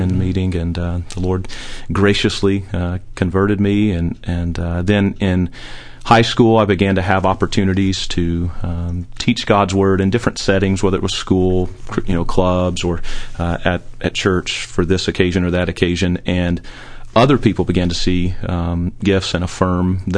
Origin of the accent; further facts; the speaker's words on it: Somerville, Tennessee, United States; home is Somerville, Tennessee, a little small rural town outside of Memphis. That's where I grew up, was there from 9 months old all the way till I left to go to college.